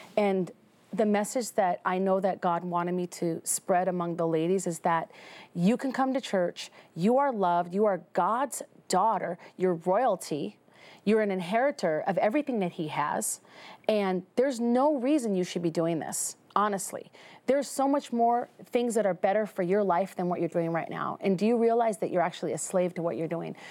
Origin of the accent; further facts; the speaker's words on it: Minnesota, United States; now in Las Vegas, United States; in Las Vegas. I'm from Minnesota originally.